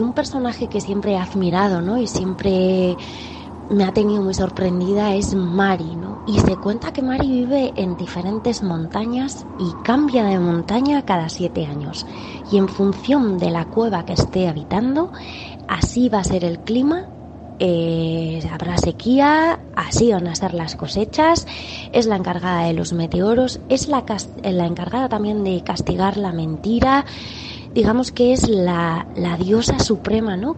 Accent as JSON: {"language": "Spanish", "region": "Basque Country", "country": "Spain", "tie": "born or raised there", "said": "yo soy del País Vasco, entonces toda la vertiente de la mitología vasca también la he aprendido desde muy pequeña"}